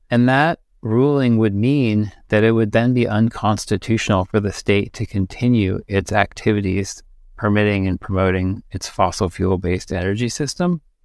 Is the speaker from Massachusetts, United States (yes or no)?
yes; Amherst, Massachusetts, United States; moved away as an adult; now in Eugene, United States; I grew up in Amherst, Massachusetts. So I have deep roots to New England